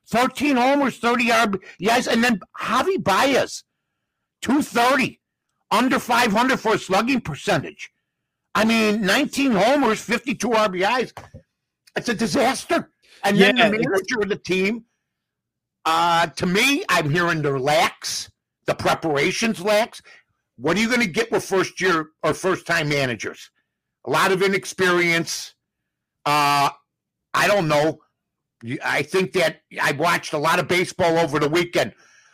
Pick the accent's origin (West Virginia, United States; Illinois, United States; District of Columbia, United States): Illinois, United States; Chicago; my hometown team here, the Chicago Cubs.